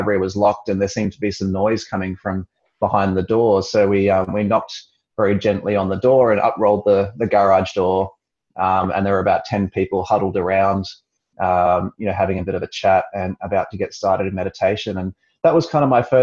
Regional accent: Perth, Western Australia, Australia; also born or lived in Sydney; practicing in Perth, which is my hometown

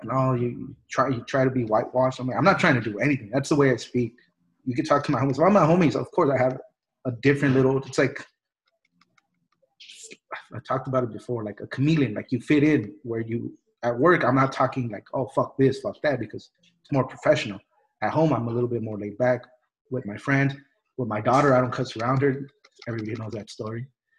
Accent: Mexico; born there; I was born in Mexico. I'm a wetback. I'm an immigrant.

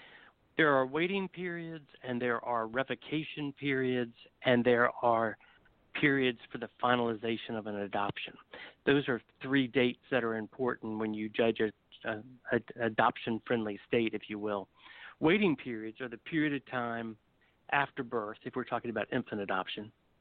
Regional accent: South Carolina, United States; my home state of South Carolina

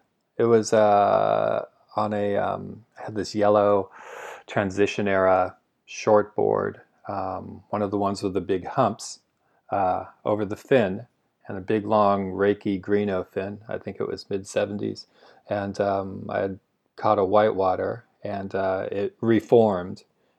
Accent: Huntington Beach, California, United States; also born or lived in San Francisco; I grew up in California, grew up in Huntington Beach, lifelong surfer, lived in San Francisco the past 25 years, and family and I were ready for a change.

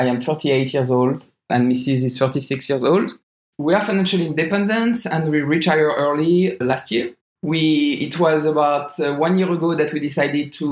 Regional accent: France; moved away as an adult; also born or lived in San Francisco, United States; I am from France. I live in France until my mid-20s.

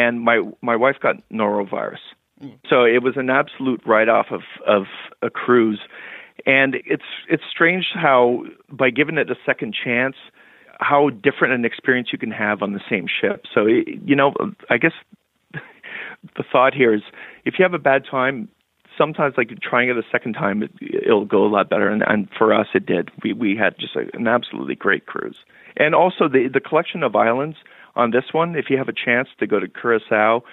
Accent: Canada; My wife and I, we're Canadian

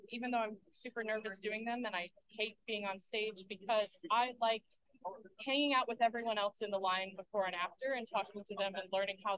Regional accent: Alabama, United States; moved away as an adult; now in Michigan, United States; I'm from Alabama

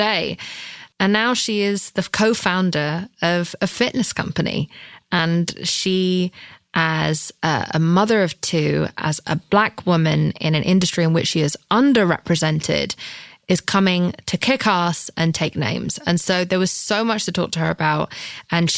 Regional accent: England, United Kingdom; I'm English.

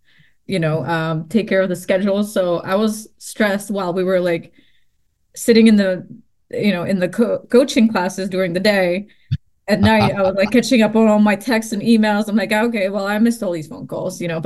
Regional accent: Prague, Czechia; moved away; Prague because that is my hometown

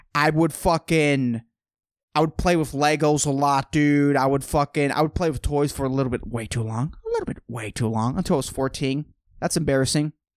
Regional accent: San Lorenzo, California, United States; Growing up in San Lorenzo, dude, in a public school

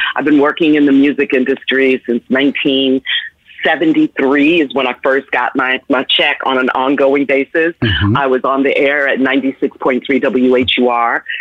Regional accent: New York City, New York, United States; also born or lived in Washington, D.C.; went to New York, which is my hometown. I grew up in the Bronx and Harlem and Manhattan.

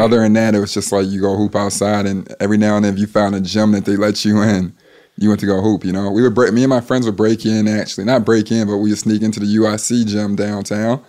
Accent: Chicago, Illinois, United States; I grew up on the West Side of Chicago, Cermak and Pulaski

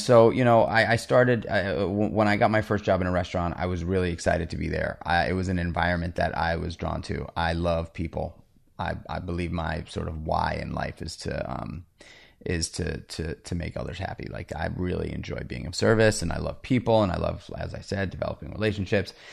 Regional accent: New York City, New York, United States; I grew up in New York City on eighty-seventh Street between First and Second Avenue

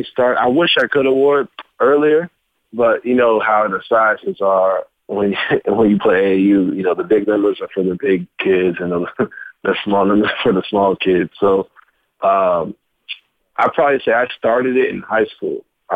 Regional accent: Louisville, Kentucky, United States; because I came from Louisville, where everything was like running with a chicken head with your head cut off.

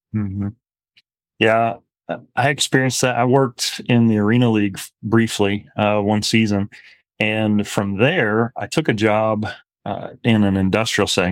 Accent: Midwest, United States; moved away as an adult; also born or lived in Arizona; now in Lubbock, United States; went to undergrad at S I U Carbondale, not far from where I grew up in Midwest

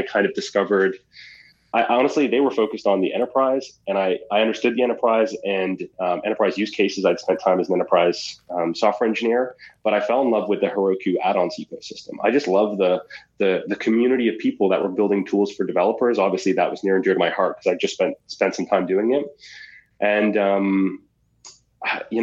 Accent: Halifax, Nova Scotia, Canada; my hometown of Halifax, Nova Scotia

